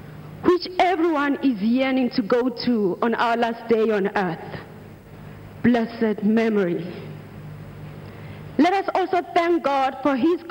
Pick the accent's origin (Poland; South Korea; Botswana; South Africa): South Africa; also born or lived in Nigeria; I am from South Africa and Nigeria.